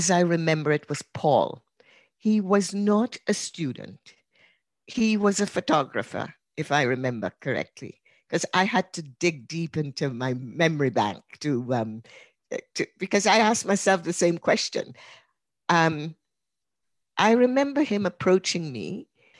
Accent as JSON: {"language": "English", "country": "Trinidad & Tobago", "tie": "born or raised there", "said": "I was born in Trinidad"}